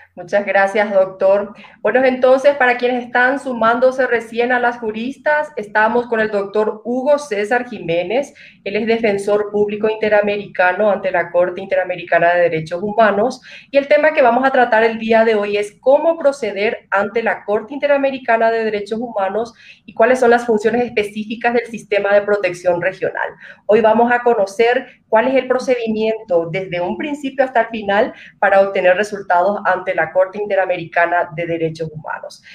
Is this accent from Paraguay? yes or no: yes; Paraguay; como paraguaya